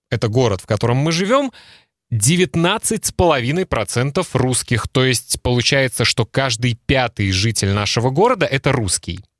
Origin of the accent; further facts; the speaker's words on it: Belarus; мы с тобой русскоговорящие, но я по национальности белорус. У меня в свидетельстве о рождении написано, что я белорус.